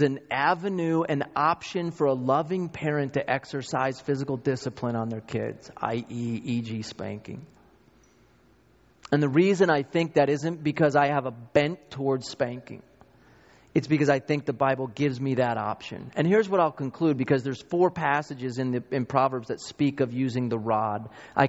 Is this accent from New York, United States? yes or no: yes; New York, United States; I grew up in New York